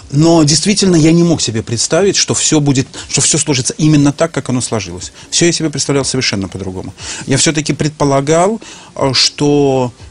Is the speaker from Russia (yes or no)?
no; Minsk, Minsk Region, Belarus; Да, безусловно. Я, я был... Э, я белорус. До 95